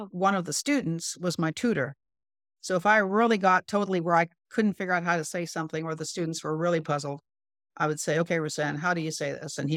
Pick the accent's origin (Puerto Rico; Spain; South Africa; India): India; North India; I think I'm relatively good at languages, and I grew up in India.